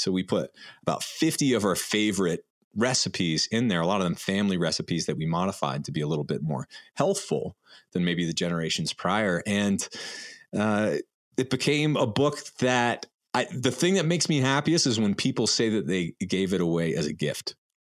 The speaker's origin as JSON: {"language": "English", "region": "New Hampshire", "country": "United States", "tie": "born or raised there", "said": "in the woods where we grew up in New Hampshire"}